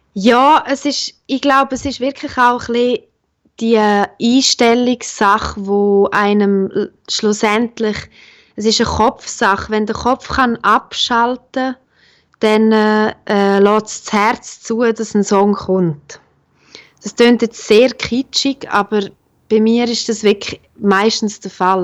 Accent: La Punt Chamues-ch, Graubünden, Switzerland; accent: Bündner; moved away; also born or lived in Bern; Ich komme ja ursprünglich aus La Ponte Chamouest, aus einem kleinen 700 Einwohner Seelendorf

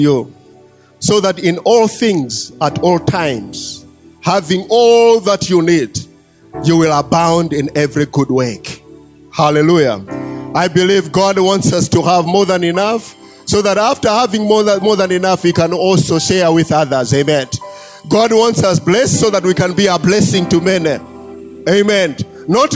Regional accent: Malawi; I was born here in Malawi and I have lived here in Malawi

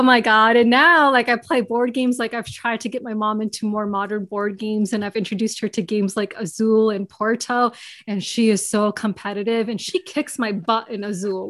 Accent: New York, United States; I grew up in New York. I've born and raised in New York

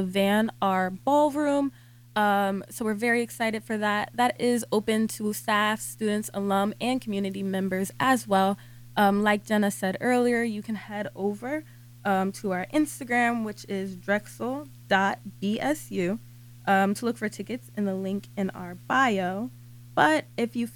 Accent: New Jersey, United States; moved away as an adult; now in Philadelphia, United States; I'm from New Jersey, so back home at Rutgers, I did ovarian cancer research

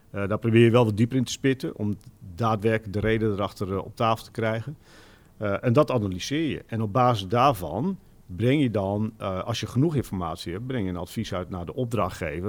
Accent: Drenthe, Netherlands; now in Zaanstreek, Netherlands; ik kom zelf oorspronkelijk uit Drenthe de kop van Drenthe vlak tegen Groningen aan.

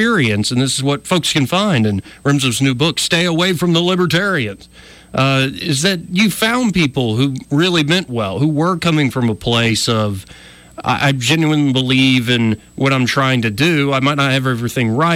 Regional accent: Alabama, United States; We're both from Alabama. We both kind of grew up in a conservative culture

